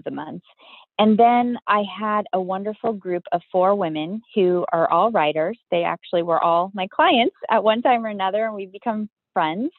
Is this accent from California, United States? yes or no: yes; Southern California, United States; I grew up in Southern California